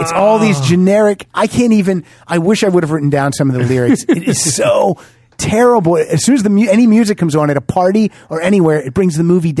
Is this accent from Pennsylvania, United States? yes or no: yes; Johnstown, Pennsylvania, United States; All the Right Moves was filmed right in my backyard when I was growing up in Johnstown, Pennsylvania.